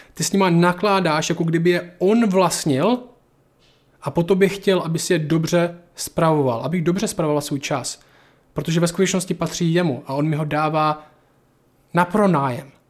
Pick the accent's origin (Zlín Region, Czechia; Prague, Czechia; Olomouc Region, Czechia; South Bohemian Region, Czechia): Olomouc Region, Czechia; Šumperk; ze Šumperka